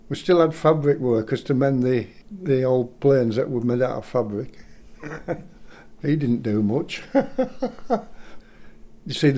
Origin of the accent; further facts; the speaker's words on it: Lancaster, North West England, United Kingdom; I'm from Lancaster, was born in Lancaster.